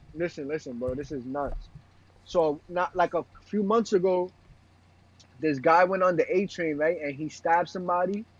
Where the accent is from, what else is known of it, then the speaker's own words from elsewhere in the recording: New York City, New York, United States; I got pride being from Brooklyn